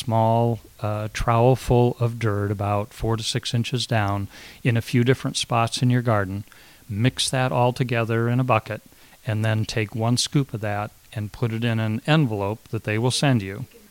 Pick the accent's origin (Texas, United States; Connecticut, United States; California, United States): California, United States; Northern; I was raised in California